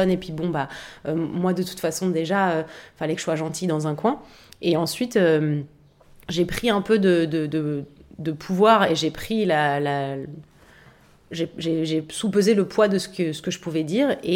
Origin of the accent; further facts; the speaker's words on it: Paris, Île-de-France, France; J'ai grandi à Paris, j'étais une adolescente, euh, j'étais un peu une loose girl, vraiment.